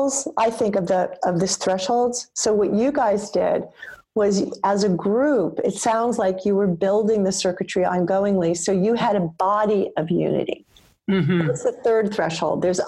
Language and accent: English; New York, United States; me as a New Yorker